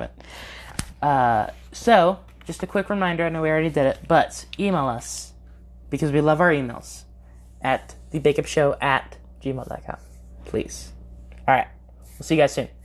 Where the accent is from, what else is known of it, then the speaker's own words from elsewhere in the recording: California, United States; moved away; I am from California, I do miss In and Out